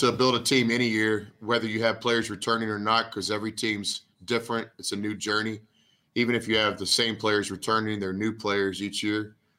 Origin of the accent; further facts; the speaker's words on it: Texas, United States; moved away as an adult; also born or lived in Kansas / Oklahoma; growing up in Texas, you know, Whataburger was always the spot